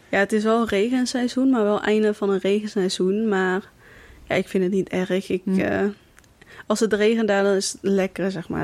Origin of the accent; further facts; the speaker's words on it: Kaatsheuvel, North Brabant, Netherlands; Ik kom uit Kaatsheuvel